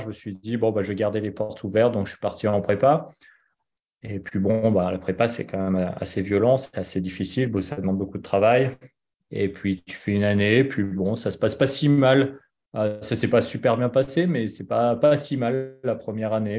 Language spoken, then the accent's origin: French; Annecy, Auvergne-Rhône-Alpes, France; moved away as an adult; also born or lived in Boston, United States; j'ai grandi à Annecy. Alors, je suis pas né à Annecy, mais j'ai grandi à Annecy